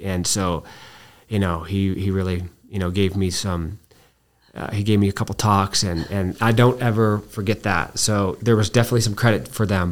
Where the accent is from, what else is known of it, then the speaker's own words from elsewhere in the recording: Albuquerque, New Mexico, United States; I was born here in Albuquerque